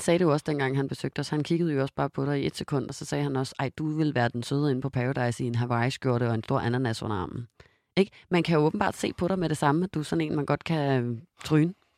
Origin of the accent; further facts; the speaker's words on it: Denmark; moved away; jeg var hjemme i Danmark med Simon